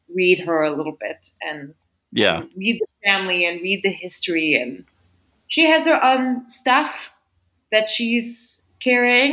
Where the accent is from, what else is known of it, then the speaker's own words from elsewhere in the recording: Midwest, United States; a young white girl who grew up in a small town in the Midwest